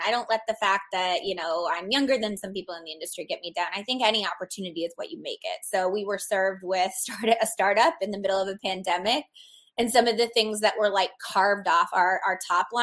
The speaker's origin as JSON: {"language": "English", "region": "Arizona", "country": "United States", "tie": "born or raised there", "said": "I love Arizona because it's my home state"}